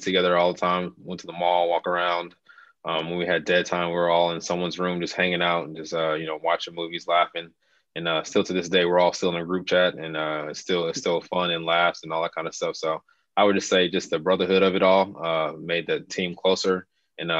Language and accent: English; Las Vegas, Nevada, United States; I'm from Las Vegas, Nevada, born and raised